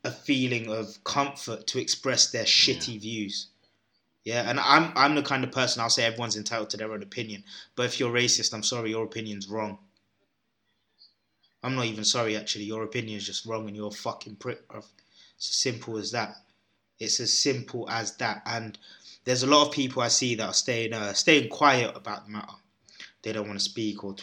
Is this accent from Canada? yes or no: no; London, United Kingdom; I was brought up in London, bro, where there's every race in every corner